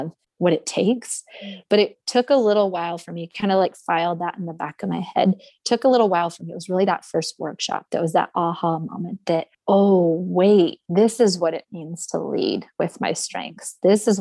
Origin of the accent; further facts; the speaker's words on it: Forks, Washington, United States; I grew up in Forks